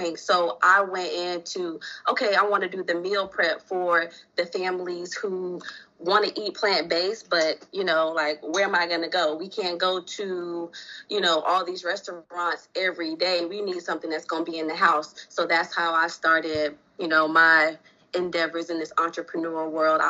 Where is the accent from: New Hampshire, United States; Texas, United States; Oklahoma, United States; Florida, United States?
Florida, United States; South; now in Atlanta, United States; I'm from South Florida